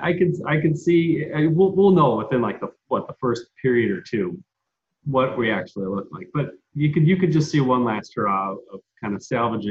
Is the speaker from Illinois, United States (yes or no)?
yes; Chicago, Illinois, United States; I'm from Chicago.